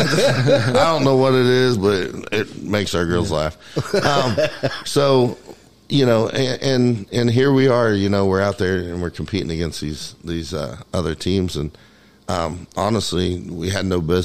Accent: Indiana, United States

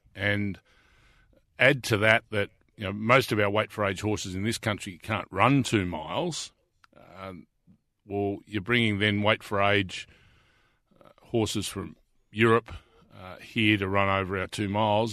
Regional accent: Deniliquin, New South Wales, Australia; now in Melbourne, Australia; I was born and bred in Dunliquin in New South Wales

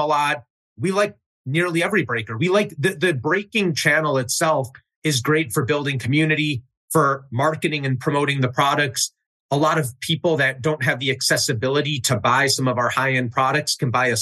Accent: Chicago, Illinois, United States; I grew up in Chicago, north suburbs.

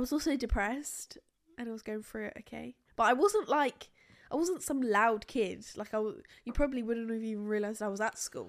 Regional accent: United Kingdom; we're boring British people

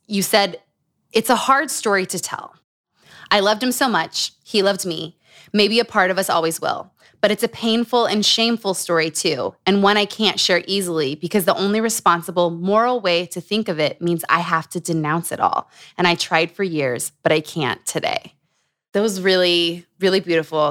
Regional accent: Utah, United States; Growing up in Utah

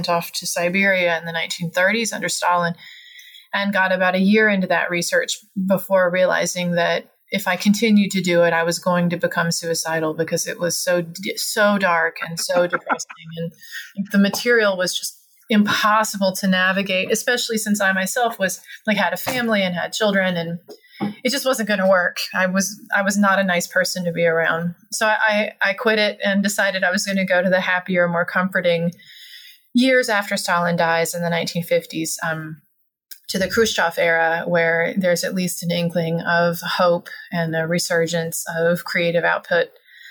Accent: Alabama, United States; moved away; also born or lived in Austin, Texas; I grew up in Alabama

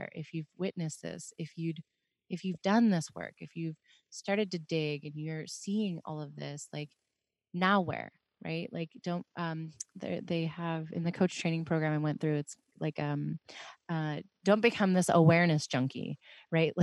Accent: Pittsburgh, Pennsylvania, United States; moved away; being from Pittsburgh

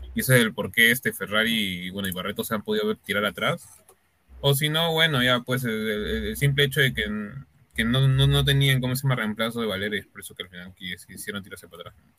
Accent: Peru; somos peruanos

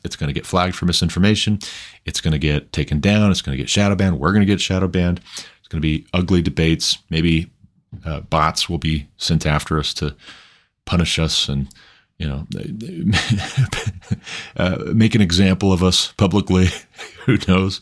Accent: United States; as an American

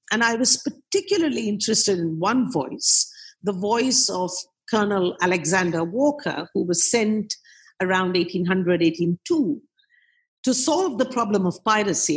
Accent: Kolkata, West Bengal, India; I uh, was born and brought up in Calcutta, did most of my education in Calcutta

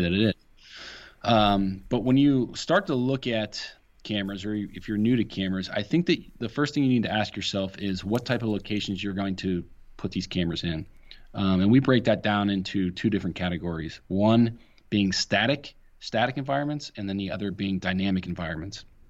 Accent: Ohio, United States

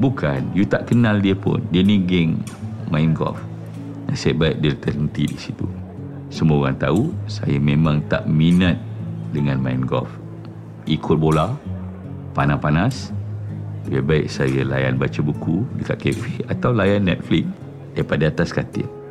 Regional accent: Sungai Besar, Selangor, Malaysia; accent: Javanese idiom; Saya lahir dekat Sungai Besar.

